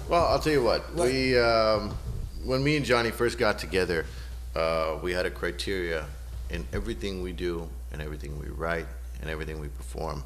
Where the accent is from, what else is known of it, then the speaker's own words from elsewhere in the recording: Southern California, United States; moved away as an adult; also born or lived in Newport Beach, California; now in Seattle, United States; I'm originally from Southern California, where right. we get sunshine pretty much year round